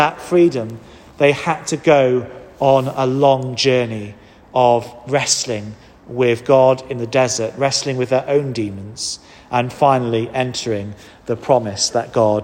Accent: Wales, United Kingdom; now in England; as a Welshman

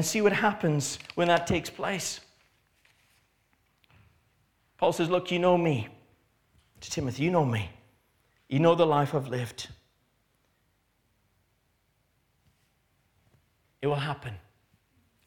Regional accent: Canada; now in England; I grew up in Canada, and in Canada, it's not illegal to be a believer

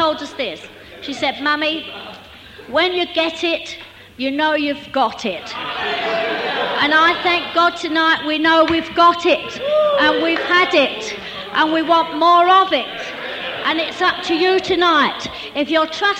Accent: London, United Kingdom; now in Maidstone, United Kingdom; We lived in Maidstone. We still live in Maidstone, but we come from London

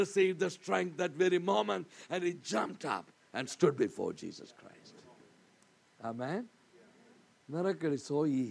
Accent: India; I'm from India.

